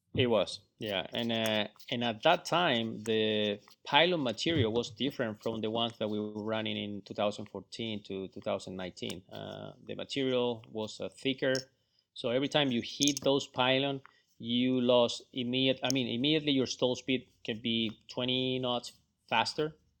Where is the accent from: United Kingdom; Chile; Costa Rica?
Chile; moved away; also born or lived in Florida; I'm from Chile.